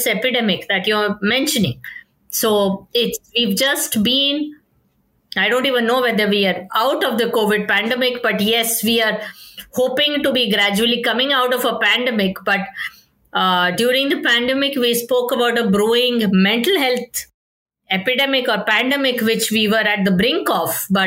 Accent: India; as an Indian culture

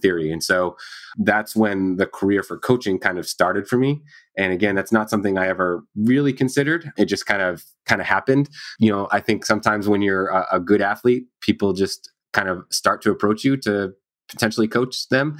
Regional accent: Maine, United States; I grew up in Maine, so kind of small state, small town.

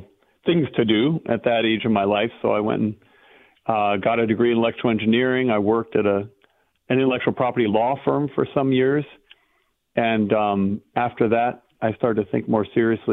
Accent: Pasadena, California, United States; I was born and raised in Southern California

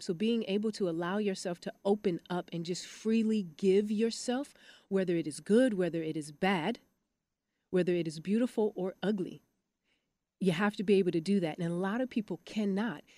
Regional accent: Detroit, Michigan, United States; also born or lived in Los Angeles; now in Dallas, United States; I'm from Detroit, Michigan

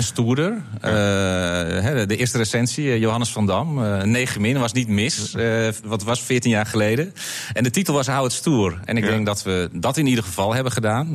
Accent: North Holland, Netherlands; bij ons in Noord-Holland

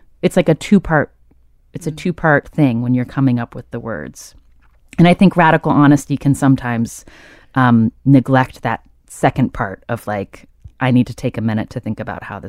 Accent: the South, United States; I come from Southern people, so we have our own sort of strange codes and ways of talking.

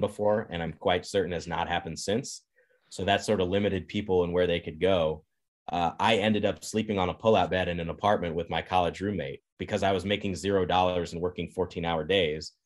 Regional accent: Kansas, United States; moved away as an adult; now in Madison, United States; I grew up in Kansas

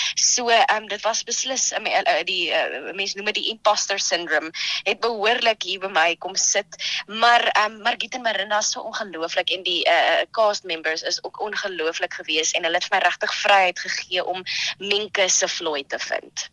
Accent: Johannesburg, Gauteng, South Africa; moved away as an adult; also born or lived in Krugersdorp; now in Stellenbosch, South Africa; Ek kom eintlik van Johannesburg af. Ehm um, daar groot geword, uh, daar eh, skool gegaan in Kreeusdorp

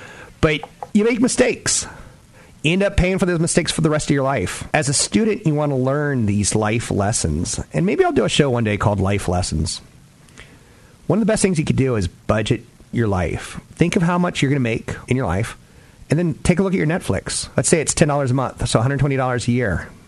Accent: East Coast, United States; now in Bay Area, United States; Like when I first moved to the Bay Area, I was from the East Coast and I was a little bit sheltered, right?

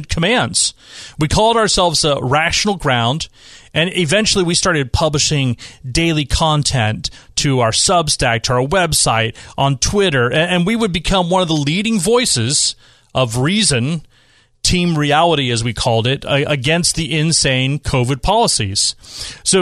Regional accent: Bay Area, California, United States; now in San Diego, United States; I'm from the Bay Area.

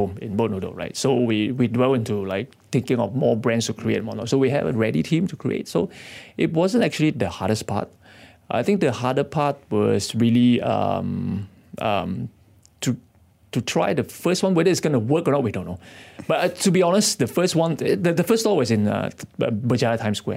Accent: Kedah, Malaysia; moved away as an adult; now in Kuala Lumpur, Malaysia; I come from Kedah

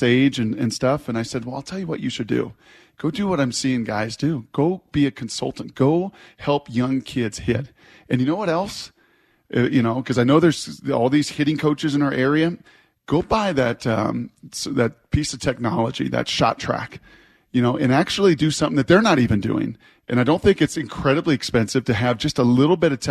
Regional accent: Puyallup, Washington, United States; My people that started in Puyallup in a warehouse in my hometown.

